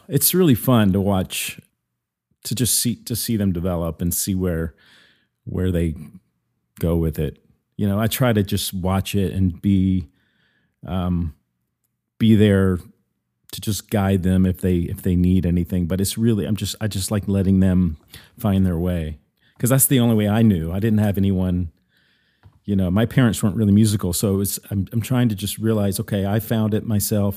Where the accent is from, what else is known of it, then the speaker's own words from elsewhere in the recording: Mississippi, United States; also born or lived in New York; now in Nashville, United States; I grew up in the South originally. I'm originally from Mississippi.